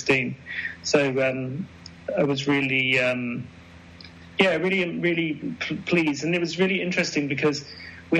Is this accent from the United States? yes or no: no; United Kingdom; growing up in Britain